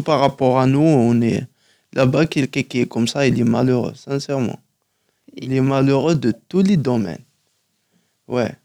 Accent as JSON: {"language": "French", "town": "Tizi Ouzou", "region": "Tizi Ouzou Province", "country": "Algeria", "tie": "born or raised there", "first_language": "Kabyle", "second_language": "French", "moved": "as an adult", "lives_now": "Paris, France", "said": "à Tizi Ouzou, ouais, en Kabylie."}